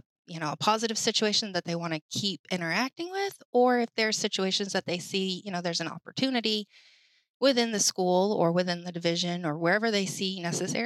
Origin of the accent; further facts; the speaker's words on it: Maine, United States; moved away as an adult; also born or lived in Florida; now in Hampton, United States; I'm originally from Maine, born and raised there